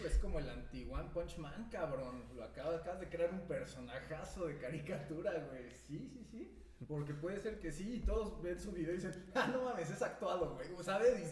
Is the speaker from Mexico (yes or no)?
yes; Mexico; como buenos mexicanos